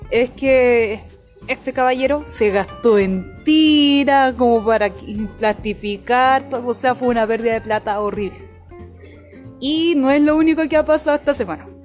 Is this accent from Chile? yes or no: yes; Chile; nosotras somos, aquí somos cuatro chilenos en total.